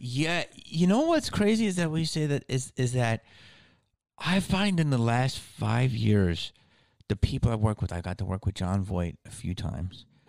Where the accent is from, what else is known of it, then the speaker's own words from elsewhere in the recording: Philadelphia, Pennsylvania, United States; also born or lived in Upper Darby; where I grew up in Philly